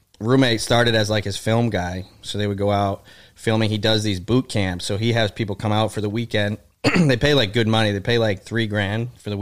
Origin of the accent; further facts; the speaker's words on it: Shrewsbury, Massachusetts, United States; also born or lived in Boston, Massachusetts; Shrewsbury, Massachusetts, right next to Worcester.